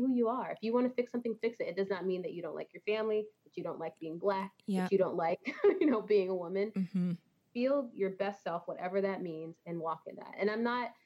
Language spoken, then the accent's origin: English; Texas, United States; moved away; I'm originally from Texas